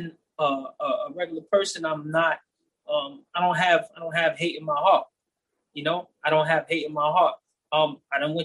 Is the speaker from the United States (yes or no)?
yes; New York City, New York, United States; I'm from the Bronx